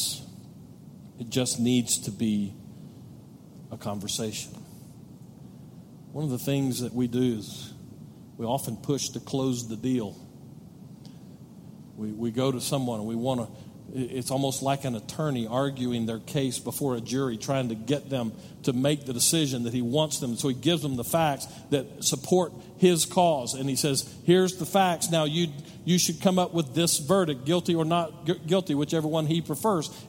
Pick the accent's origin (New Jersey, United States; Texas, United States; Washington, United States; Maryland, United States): Texas, United States; Odessa; moved away as an adult; now in El Paso, United States; I lived in Odessa. We kind of used to call Odessa home. Now we call El Paso home. But my wife and I both graduated from Odessa High School.